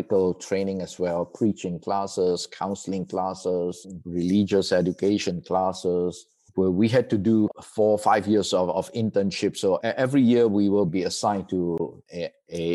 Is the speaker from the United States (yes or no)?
no; Malaysia; moved away; I was born and raised in Malaysia